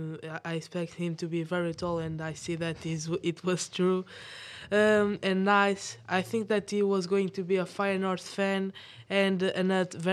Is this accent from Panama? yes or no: no; Portugal; from Portugal. I have 13 years old.